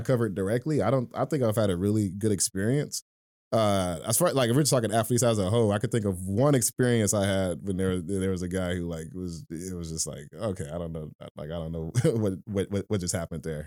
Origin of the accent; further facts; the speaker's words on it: Detroit, Michigan, United States; I was born and raised in Detroit